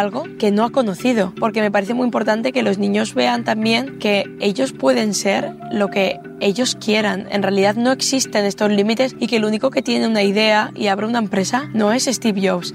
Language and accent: Spanish; Sodupe, Basque Country, Spain; soy de Sodupe